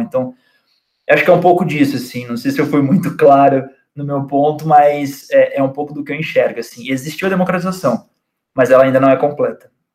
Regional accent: Cruzeiro, São Paulo, Brazil; also born or lived in São José do Barreiro; Cruzeiro, que é a cidade onde eu cresci

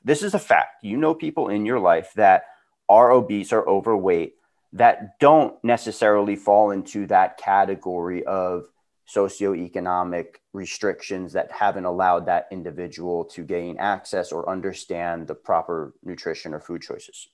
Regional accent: Long Island, New York, United States; moved away as an adult; now in California, United States; We're both boys from Long Island, New York, who made our way out to California

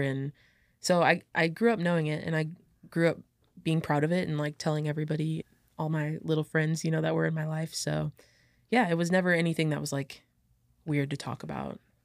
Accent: Illinois, United States; also born or lived in St. Peters, Missouri; I was born in Saint Peter's, Missouri. So I had to stay over in Missouri until, like, I could, like, become, I guess, um, an Illinois resident

